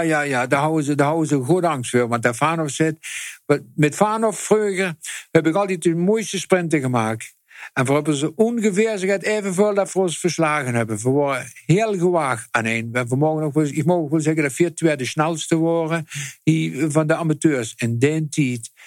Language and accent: Dutch; Netherlands; als Hollander